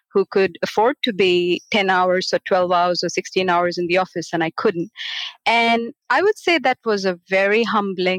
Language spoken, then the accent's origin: English; Mumbai, Maharashtra, India; moved away as an adult; now in Australia; I was born and grew up in Bombay, a city of 20 to 25 million people